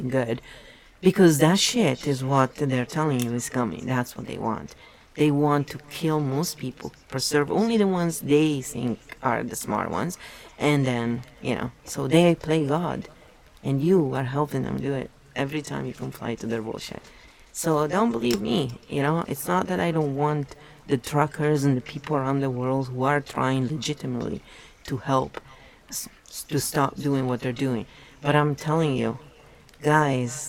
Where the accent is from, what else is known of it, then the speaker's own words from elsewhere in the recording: Italy; English is a second language; moved away as an adult; I was born and raised in Italy for 24 years. So I was well an adult when I moved here.